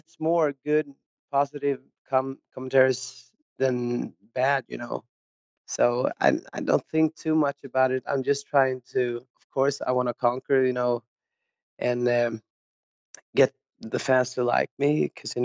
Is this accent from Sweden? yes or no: yes; Ingarö, Stockholm County, Sweden; I grew up like outside of Stockholm on the countryside in a little place called Ingarö